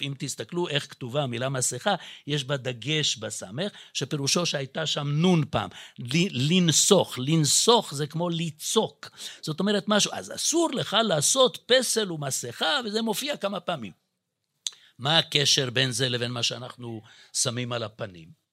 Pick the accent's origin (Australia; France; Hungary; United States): Hungary; Budapest; accent: Hungarian; now in Israel; כי גם אני יליד בודפשט, אז יכול להיות שגם במבטא שלי אפשר קצת לשמוע את זה.